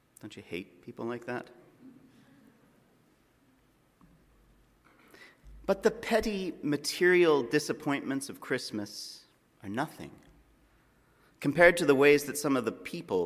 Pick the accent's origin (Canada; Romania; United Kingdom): Canada; Alberta; I'm from Alberta